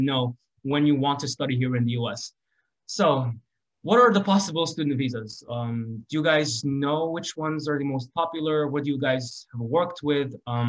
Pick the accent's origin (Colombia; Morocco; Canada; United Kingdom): Morocco; now in United States; we're coming from Morocco.